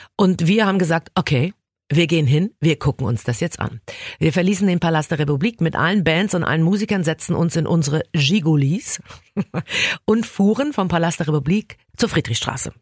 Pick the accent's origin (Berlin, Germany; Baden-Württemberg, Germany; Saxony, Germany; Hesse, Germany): Berlin, Germany; ich verlasse jetzt mein Heimatland und meine Heimatstadt